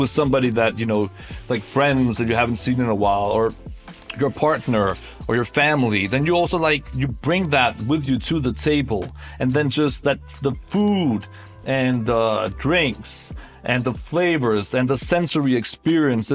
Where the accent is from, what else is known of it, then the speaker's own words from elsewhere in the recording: Copenhagen, Capital Region of Denmark, Denmark; I am from Copenhagen and it's such a big part of my DNA